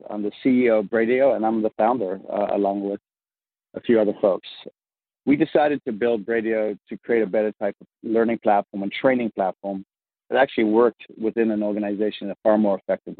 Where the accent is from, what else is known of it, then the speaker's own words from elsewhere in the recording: Vancouver, British Columbia, Canada; accent: mid-Atlantic; moved away as an adult; also born or lived in Africa; now in United States; I, if you can hear my odd, what they call mid-Atlantic accent, is I grew up in Africa, and I grew up in Vancouver, Canada. And then I came down here in the early, the late 90s, and just before the dot-com boom, if you will.